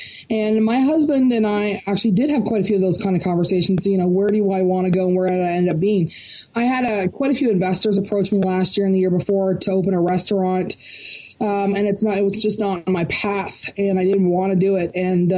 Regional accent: Barrie, Ontario, Canada; the Canadian National Opens or Canadian Championships are here in my hometown of Barrie, Ontario.

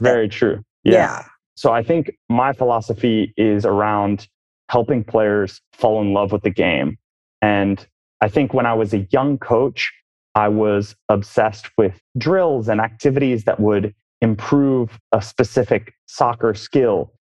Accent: Oakland, California, United States; moved away; born and raised in the Bay Area. Oakland, California

